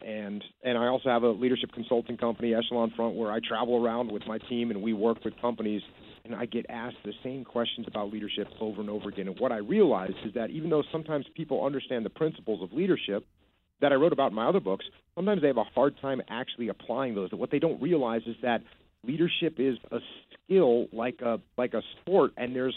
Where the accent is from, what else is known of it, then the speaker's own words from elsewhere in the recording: East Coast, United States; I grew up on the East Coast.